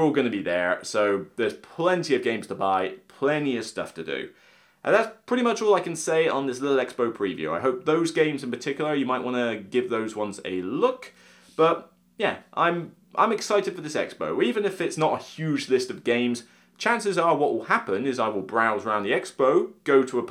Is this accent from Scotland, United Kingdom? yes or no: no; Somerset, South West England, United Kingdom; I'm from Somerset